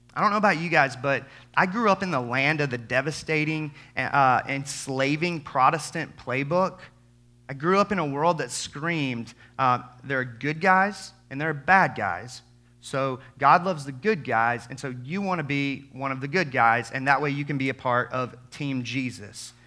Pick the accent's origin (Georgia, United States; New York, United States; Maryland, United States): Georgia, United States; Albany; I grew up in the Bible Belt, like many of you, deep South Georgia, Albany, Georgia